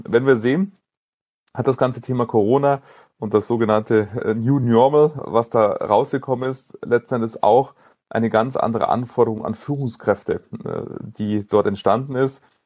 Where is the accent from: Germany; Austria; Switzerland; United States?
Germany; Munich, Bavaria; weil ich in München geboren bin, München meine Heimatstadt ist